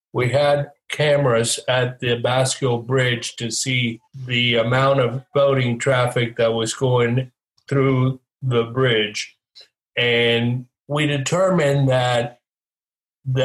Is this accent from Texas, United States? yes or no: no; West Palm Beach, Florida, United States; I grew up in West Palm Beach